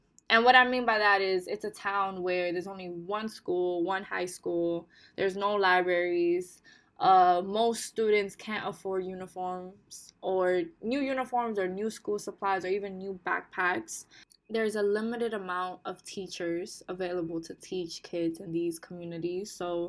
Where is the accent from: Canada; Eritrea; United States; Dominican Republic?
Dominican Republic; Bonao, Monseñor Nouel; I come from the Dominican Republic, but I come from a beautiful rural town in the Dominican Republic called Hima Bonao, located in El Cibao region.